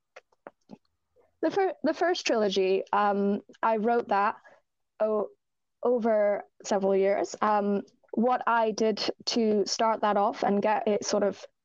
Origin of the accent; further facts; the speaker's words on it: Ireland; I am Irish, so I was raised Roman Catholic.